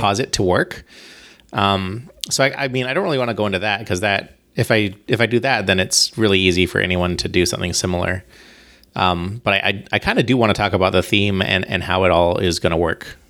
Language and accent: English; Bahamas; I'm from the Bahamas. Like, I grew up in the Bahamas